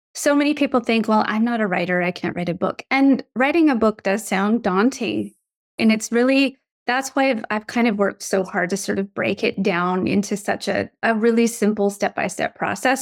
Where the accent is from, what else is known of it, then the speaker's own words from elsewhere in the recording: Canada; also born or lived in United States; when I was eight years old, we moved from the States where we'd been living for four years back to my childhood home that we left behind. It was in the Canadian wilderness